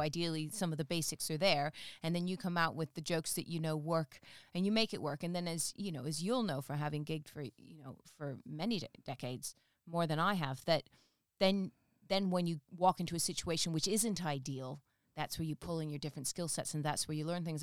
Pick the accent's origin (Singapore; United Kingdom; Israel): United Kingdom; England; the North don't realize I'm from the South unless I tell them because of the whole accent